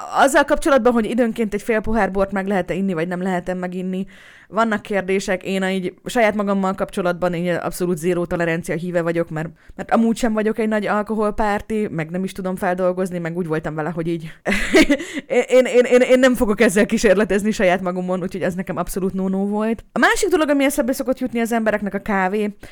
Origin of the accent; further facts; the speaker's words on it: Hungary; egy kerülettel odébb fogok szülni, mint ahol amúgy én születtem meg